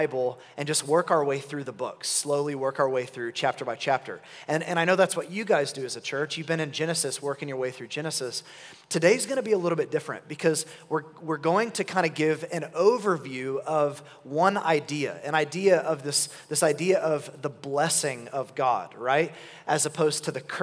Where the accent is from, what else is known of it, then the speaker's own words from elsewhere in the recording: Oklahoma City, Oklahoma, United States; I'm from Oklahoma City, and my wife and I have been there our whole lives